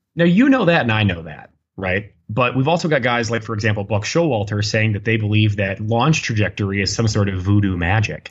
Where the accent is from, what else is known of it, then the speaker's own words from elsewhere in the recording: United States; accent: very American; my very American accent